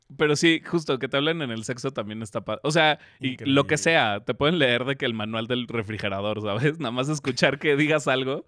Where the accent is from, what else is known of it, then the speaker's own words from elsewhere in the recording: San Luis Potosí, Mexico; also born or lived in Mexico City; nací, nací en la Ciudad de México, crecí en San Luis Potosí